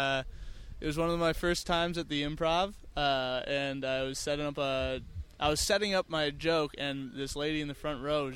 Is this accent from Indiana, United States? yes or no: no; Minnesota, United States; moved away; I'm from Minnesota.